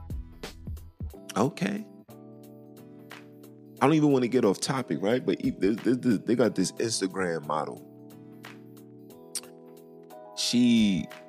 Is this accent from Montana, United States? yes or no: no; New York City, New York, United States; I'm from Brooklyn